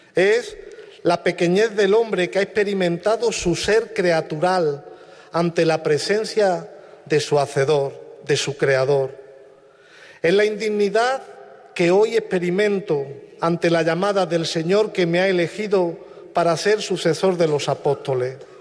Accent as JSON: {"language": "Spanish", "town": "Villafranca", "country": "Spain", "tie": "born or raised there", "moved": "yes", "said": "paisanos de Villafranca, mi pueblo natal"}